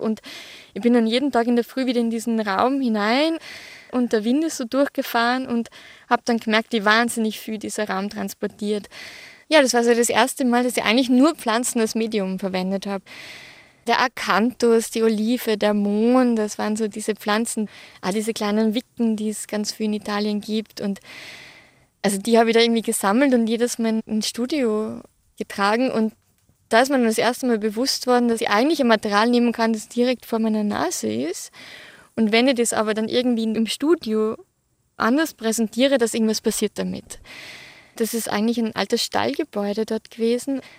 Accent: Hausruckviertel, Upper Austria, Austria; ich bin im Hausrückviertel in Oberösterreich aufgewachsen, auf einem Bauernhof

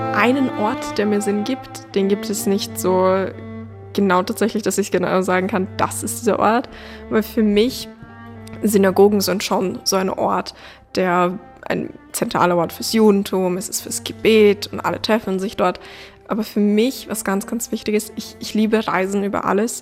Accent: Vienna, Austria; bin ich Österreicherin oder bin ich Jüdin, weil ich einfach beides bin

